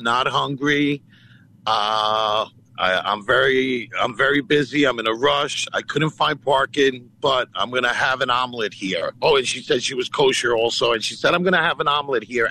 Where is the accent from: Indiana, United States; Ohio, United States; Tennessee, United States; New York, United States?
New York, United States; Woodbury; also born or lived in Greece; I grew up in Woodbury, Long Island, New York, a primarily Jewish area